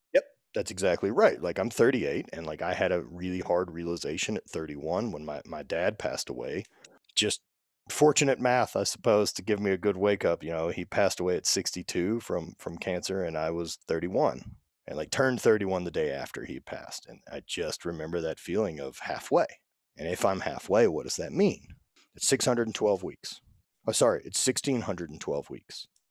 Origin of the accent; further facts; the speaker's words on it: Louisiana, United States; growing up in the South and being in Louisiana and everything my entire life